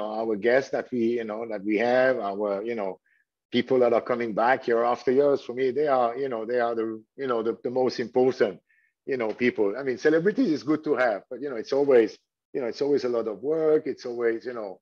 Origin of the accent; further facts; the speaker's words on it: Switzerland; first language French; English is a second language; moved away as an adult; also born or lived in Thailand; now in Phuket, Thailand; I'm from Switzerland. So, I'm, you know, from a quite, you know, young age, we're familiar to hear, you know, foreign language, you know, because I mean, French is my mother tongue